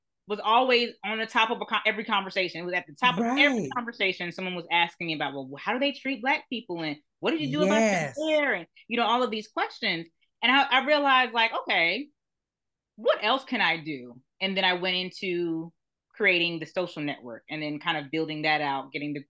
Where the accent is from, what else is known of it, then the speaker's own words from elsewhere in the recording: New Jersey, United States; also born or lived in Trinidad (family); now in Atlanta, United States; I'm originally from New Jersey, family's from Trinidad, but I actually live in Atlanta now